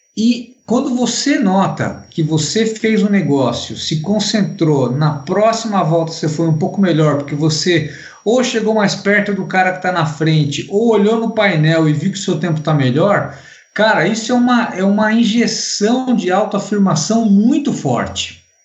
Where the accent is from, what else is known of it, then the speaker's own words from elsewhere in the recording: Brazil; sou brasileiro